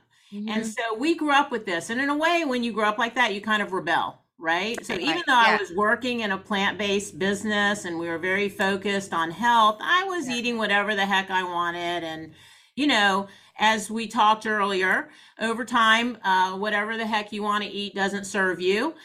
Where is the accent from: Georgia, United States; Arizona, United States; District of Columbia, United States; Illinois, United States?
Georgia, United States; Atlanta; I grew up in Atlanta, never been to East Point